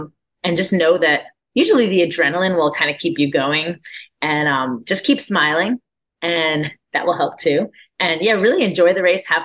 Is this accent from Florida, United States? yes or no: yes; Orlando, Florida, United States; my hometown of Orlando